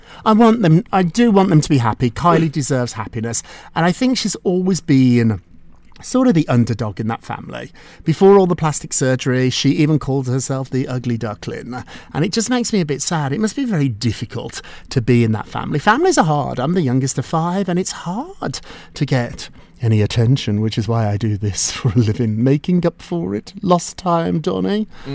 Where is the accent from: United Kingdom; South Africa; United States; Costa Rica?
United Kingdom; I'm British.